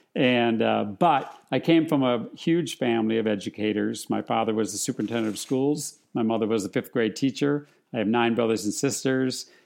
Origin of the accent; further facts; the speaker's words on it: Wisconsin, United States; now in California, United States; I grew up in Wisconsin, and we had a group there called the Kids from Wisconsin